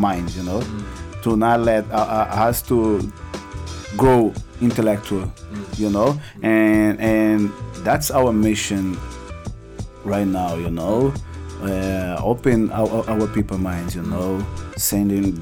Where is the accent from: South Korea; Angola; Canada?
Angola; English is a second language; now in São Paulo, Brazil; I'm from Angola, you know, and I born like during the war